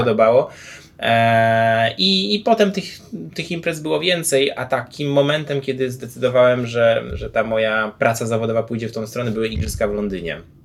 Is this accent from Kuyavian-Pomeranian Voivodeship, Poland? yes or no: yes; Grudziądz, Kuyavian-Pomeranian Voivodeship, Poland; wychowałem się w Grudziądzu